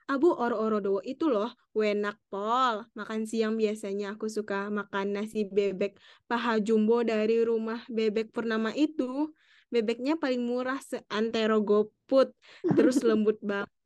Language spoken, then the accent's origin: Indonesian; Padang, West Sumatra, Indonesia; now in Malang, Indonesia; Soalnya aku kan dari Padang ya. Jadi kayak kurang inspirasi gitu sih uh, tentang makanan-makanan